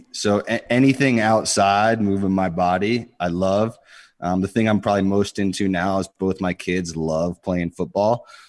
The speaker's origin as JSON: {"language": "English", "town": "Pittsburgh", "region": "Pennsylvania", "country": "United States", "tie": "born there", "said": "Yeah, I was born in Pittsburgh, so I'm a big Steelers fan."}